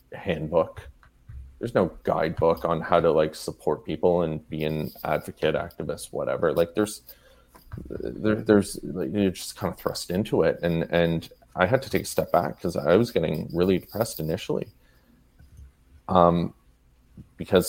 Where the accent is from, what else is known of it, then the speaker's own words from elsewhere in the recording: Sudbury, Ontario, Canada; I'm originally from Sudbury, Ontario